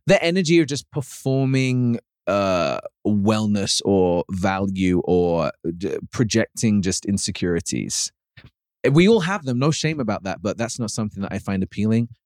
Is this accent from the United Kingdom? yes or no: yes; United Kingdom; moved away; growing up in the U K